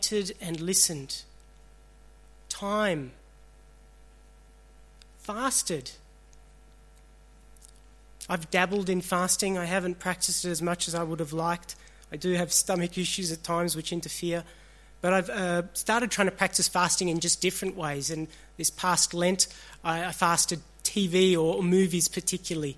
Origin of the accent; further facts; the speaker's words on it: Australia; also born or lived in Sri Lanka; I was born in Sri Lanka. I was 8 months old when my family migrated here. I'm an Australian